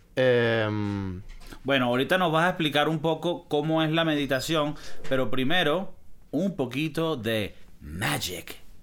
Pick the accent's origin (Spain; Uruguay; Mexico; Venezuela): Venezuela; yo no soy de Caracas, ¿no? Yo soy del Monte Culebra